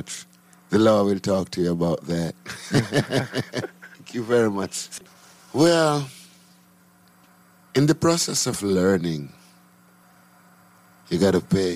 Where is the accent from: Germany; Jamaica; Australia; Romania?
Jamaica; also born or lived in Clarendon, Jamaica / Kingston, Jamaica; I was born in St. Catherine, and I was brought up between St. Catherine, Clarendon, and Kingston. I live in St. Andrew at the moment